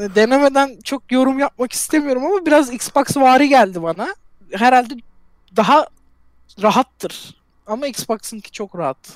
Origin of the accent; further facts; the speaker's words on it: Turkey; Ben Türk'üm